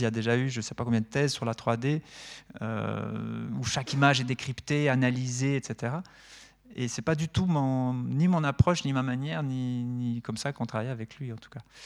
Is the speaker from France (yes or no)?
no; Neuchâtel, Switzerland; also born or lived in Lausanne / La Chaux-de-Fonds; je viens de Neuchâtel